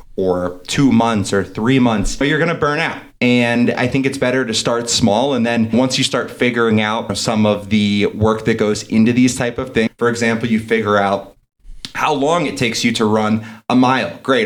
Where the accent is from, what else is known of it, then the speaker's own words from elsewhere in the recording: East Coast, United States; now in Denver, United States; I'm from the East Coast originally. Now I'm out in Denver.